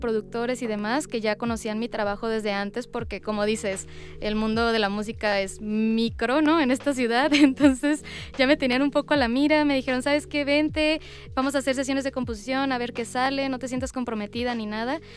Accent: Culiacán, Sinaloa, Mexico; moved away as an adult; now in Mexico City, Mexico; soy cantante, actriz mexicana originaria de Culiacán, Sinaloa

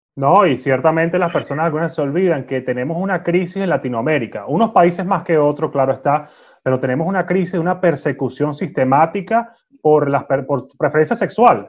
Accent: Venezuela; yo como venezolano

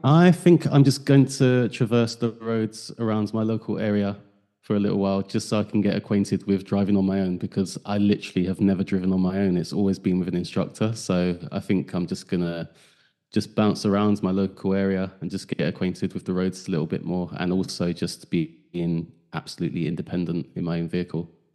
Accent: London, United Kingdom; moved away as an adult; I grew up in South, East, South East London

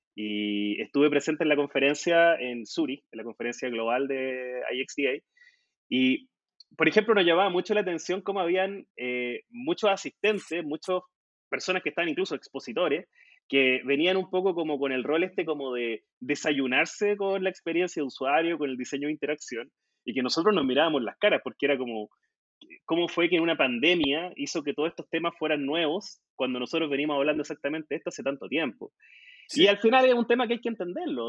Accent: Concepción, Biobío, Chile; en la Universidad de Concepción, que es mi tierra, acá en el sur de Chile

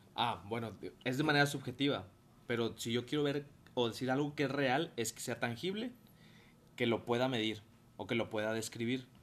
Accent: Mexico

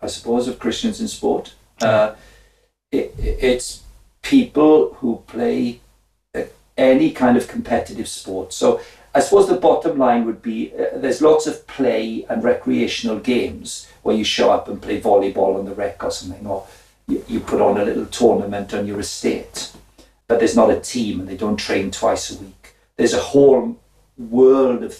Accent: Wales, United Kingdom; I was from the Welsh working class

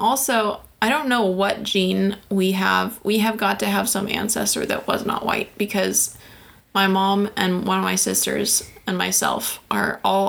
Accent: Washington, United States; I'm from Washington.

